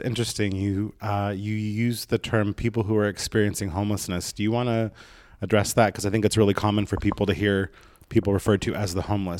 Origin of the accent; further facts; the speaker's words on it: Oregon, United States; moved away as an adult; now in Los Angeles, United States; I'm from Oregon.